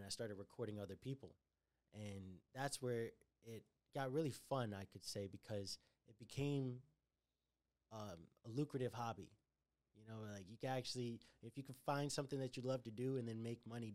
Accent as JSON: {"language": "English", "region": "Connecticut", "country": "United States", "tie": "born or raised there", "also_born_or_lived": "Brooklyn", "moved": "yes", "said": "I was growing up in Connecticut"}